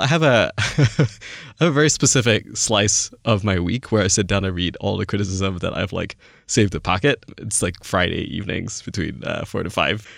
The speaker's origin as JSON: {"language": "English", "country": "Malaysia", "tie": "born or raised there", "moved": "yes", "said": "I didn't grow up in the States. I, I grew up in Malaysia."}